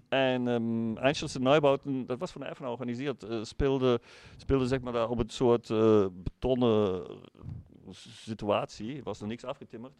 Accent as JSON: {"language": "Dutch", "country": "Germany", "second_language": "Dutch", "moved": "yes", "lives_now": "Eindhoven, Netherlands", "said": "ik uit Duitsland kom"}